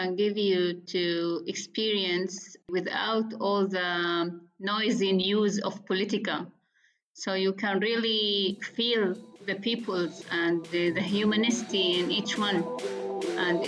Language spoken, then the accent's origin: English; Nazareth, Northern District, Israel; I am Arab-Israeli.